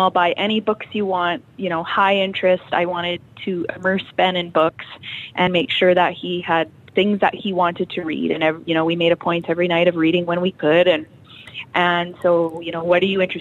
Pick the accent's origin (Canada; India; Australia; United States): Canada; Cabri, Saskatchewan; also born or lived in Kindersley, Canada / Abbey, Canada; I actually grew up in Cambry. This is my hometown